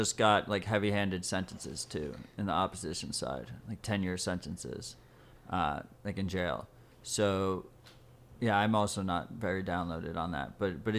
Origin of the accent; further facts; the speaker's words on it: New York City, New York, United States; I feel that as a New Yorker.